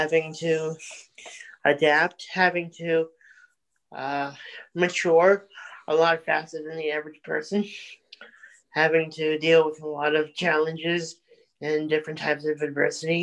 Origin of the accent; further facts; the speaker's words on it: Sedgwick, Massachusetts, United States; I grew up in Sedgwick, Mass